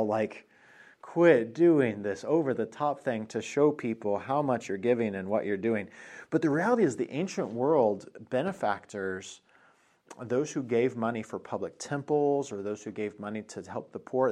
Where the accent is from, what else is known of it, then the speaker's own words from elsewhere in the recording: Colorado, United States; moved away; I'm from Colorado